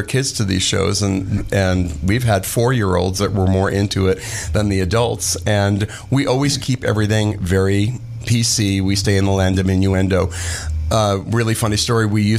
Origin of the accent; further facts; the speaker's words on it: Los Angeles, California, United States; Right around Pico and Beverly Drive. A place called Beverwill.